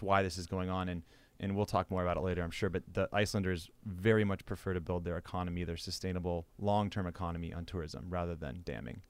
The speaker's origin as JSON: {"language": "English", "region": "Midwest", "country": "United States", "tie": "born or raised there", "also_born_or_lived": "western US", "moved": "yes", "said": "growing up in the Midwest and then, you know, moving out west"}